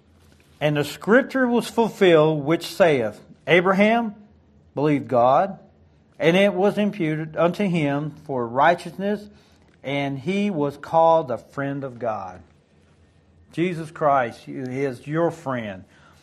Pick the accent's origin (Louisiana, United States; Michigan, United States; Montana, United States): Michigan, United States; Detroit; born there; I was born outside of Detroit, Michigan.